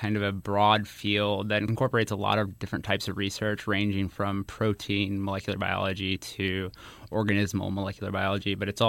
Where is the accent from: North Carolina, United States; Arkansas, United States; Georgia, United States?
Arkansas, United States; moved away; I'm originally from Arkansas